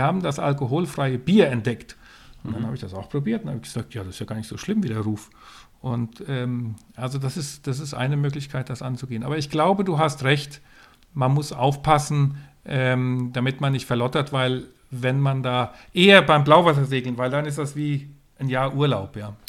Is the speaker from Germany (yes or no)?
no; west coast of Sweden, Sweden; moved away; ich bin an, an der Westküste von Schweden aufgewachsen.